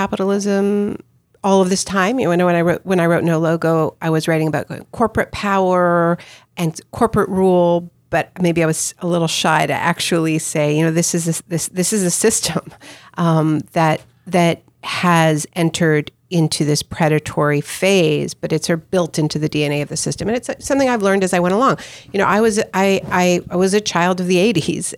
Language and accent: English; Montreal, Quebec, Canada; moved away as an adult; also born or lived in Toronto / British Columbia; now in United States; I was born in Montreal. I went to Toronto for university.